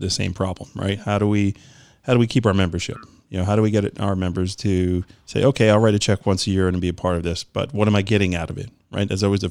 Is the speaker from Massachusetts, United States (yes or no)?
no; New York, United States; I'm from New York